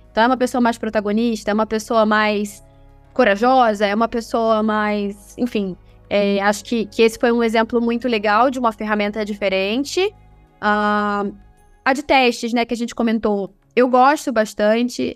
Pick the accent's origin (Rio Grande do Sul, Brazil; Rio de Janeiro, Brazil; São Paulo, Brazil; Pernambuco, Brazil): Rio de Janeiro, Brazil; eu sou carioca